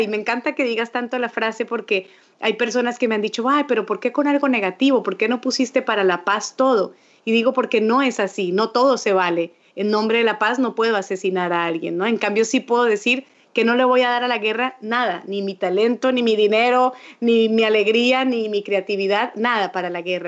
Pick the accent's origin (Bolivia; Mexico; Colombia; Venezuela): Colombia; un país como el mío, como Colombia